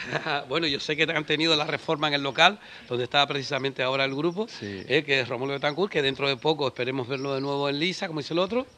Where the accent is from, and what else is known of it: Canary Islands, Spain